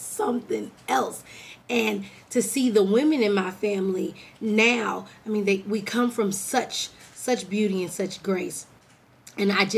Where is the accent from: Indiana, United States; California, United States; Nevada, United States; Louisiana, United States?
California, United States; now in Texas, United States; I'm from California